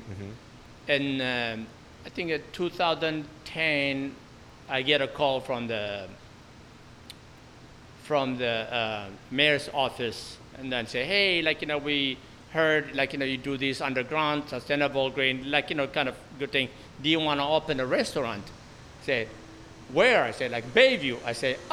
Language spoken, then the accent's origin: English; Ethiopia; also born or lived in Bay Area; now in San Francisco Bay Area, United States; I am from Ethiopia